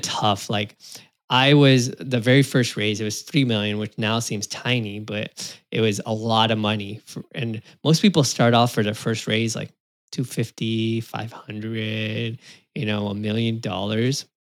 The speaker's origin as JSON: {"language": "English", "region": "California", "country": "United States", "tie": "born or raised there", "said": "I was born in California in the U S, U S citizen"}